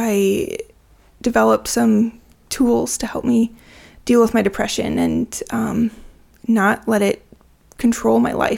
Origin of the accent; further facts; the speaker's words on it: Nebraska, United States; also born or lived in Washington; I grew up in Nebraska and Washington State, kind of split between the two.